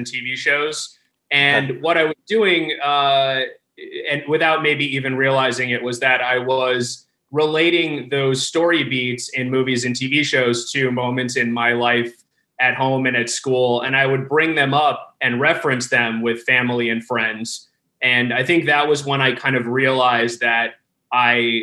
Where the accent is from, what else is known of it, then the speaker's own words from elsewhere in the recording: South Florida, United States; I grew up in South Florida